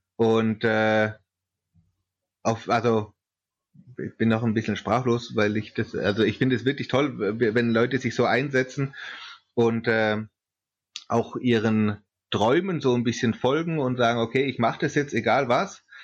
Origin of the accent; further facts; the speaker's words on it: Swabia, Germany; ich komme aus Schwaben